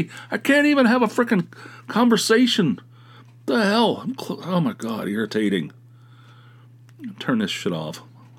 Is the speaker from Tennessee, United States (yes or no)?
no; West Virginia, United States; moved away; also born or lived in California; I grew up in West Virginia. I have a slight accent.